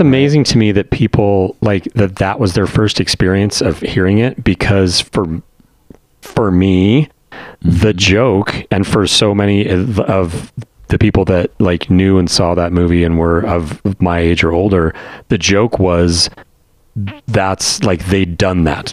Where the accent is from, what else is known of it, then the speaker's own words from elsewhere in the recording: Denver, Colorado, United States; growing up on Denver rock radio